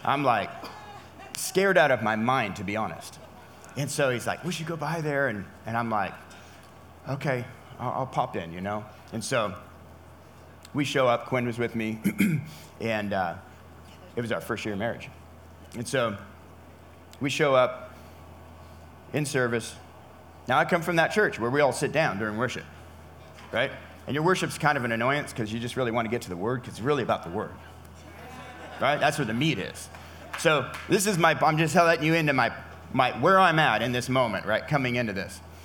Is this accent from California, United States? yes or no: yes; California, United States; I'm from California